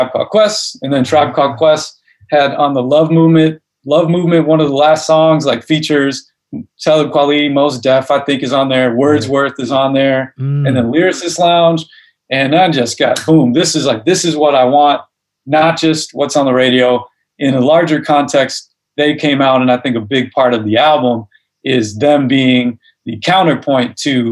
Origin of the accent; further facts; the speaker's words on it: Chicago, Illinois, United States; The part of Chicago I'm from is called Hyde Park, which is on the south side